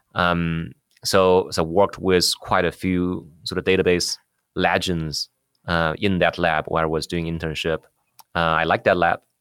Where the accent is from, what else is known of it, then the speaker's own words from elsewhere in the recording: China; moved away as an adult; also born or lived in Beijing / New York, United States / San Jose, United States; now in United States; Yeah, I grew up in China. I finished college in computer science there in, in Beijing. Then I came to U S, uh, uh, for graduate school.